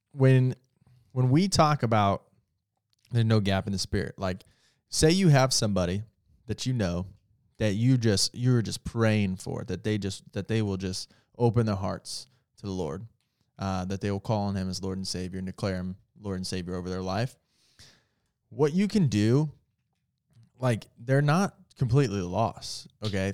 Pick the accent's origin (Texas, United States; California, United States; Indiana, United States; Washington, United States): Indiana, United States; I'm from Indiana